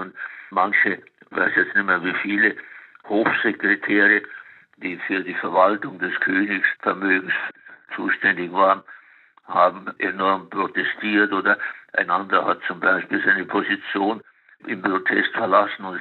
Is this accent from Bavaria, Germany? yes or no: yes; Munich, Bavaria, Germany; ich bin in Nymphenburg aufgewachsen